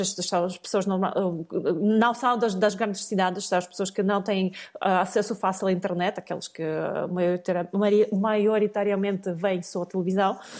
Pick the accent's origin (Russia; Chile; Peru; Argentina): Russia; moved away as an adult; now in Portugal; nasci na União Soviética, depois passei a viver na Federação Russa.